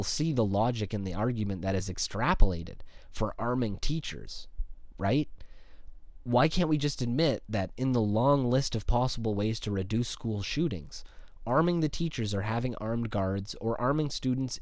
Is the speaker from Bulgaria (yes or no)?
no; Canada; as a Canadian